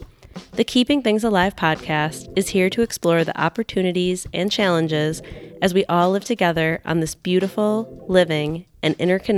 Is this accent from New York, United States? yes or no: yes; New York, United States; I am from Western New York, had heard about the Love Canal as, you know, the reason for the Superfund law